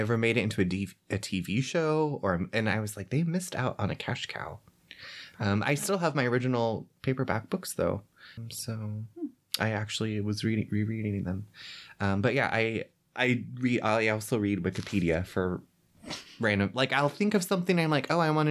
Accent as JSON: {"language": "English", "region": "California", "country": "United States", "tie": "born or raised there", "said": "I was born in California. I'm the only one in my family born in California."}